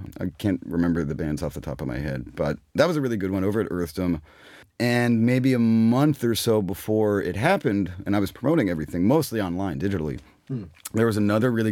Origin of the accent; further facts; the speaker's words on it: Pittsburgh, Pennsylvania, United States; I'm from Pittsburgh